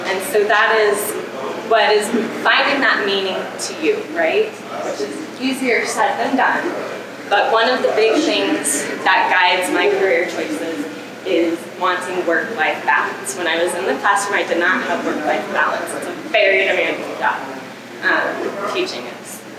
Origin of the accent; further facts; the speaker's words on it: La Junta, Colorado, United States; it's my hometown, it's my community